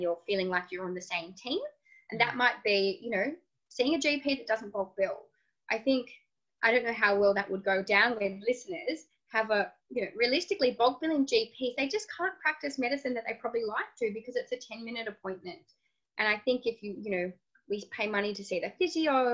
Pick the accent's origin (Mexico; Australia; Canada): Australia; Tasmania; I'm from Tasmania.